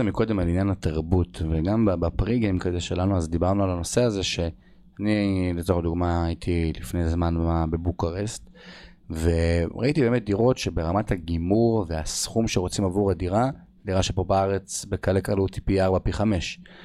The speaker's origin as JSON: {"language": "Hebrew", "country": "Israel", "said": "אנחנו בתור ישראלים"}